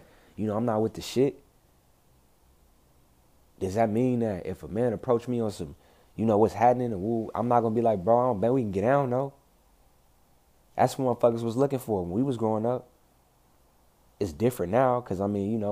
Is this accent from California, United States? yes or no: yes; Compton, California, United States; I'm from Compton, bro. I'm from South Central Los Angeles